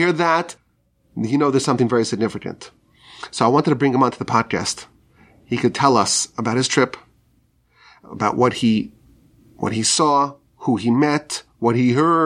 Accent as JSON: {"language": "English", "country": "United States", "said": "as American Jews"}